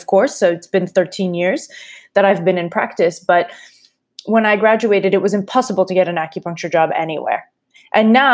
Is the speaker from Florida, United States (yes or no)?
no; Massachusetts, United States; moved away as an adult; also born or lived in Warsaw / Prague / Manhattan; now in New York, United States; I grew up in Massachusetts